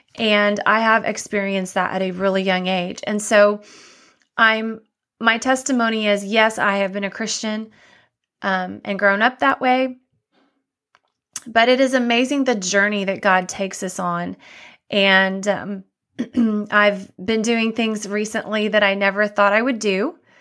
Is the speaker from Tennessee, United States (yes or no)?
no; Dallas, Texas, United States; also born or lived in Waco, Texas / Austin, Texas / Miami; I grew up in Dallas, Texas